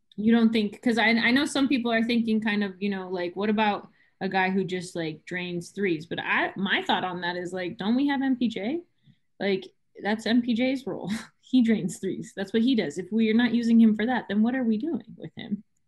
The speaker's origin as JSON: {"language": "English", "town": "San Diego", "region": "California", "country": "United States", "said": "I'm from San Diego"}